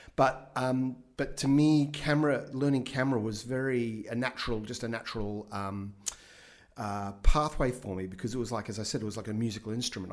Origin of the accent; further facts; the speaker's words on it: Brisbane, Queensland, Australia; I grew up in Brisbane in the 70s